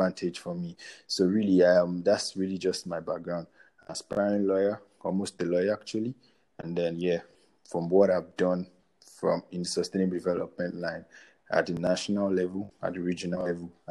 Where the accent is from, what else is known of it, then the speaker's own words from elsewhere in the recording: Nigeria; I am a Nigerian.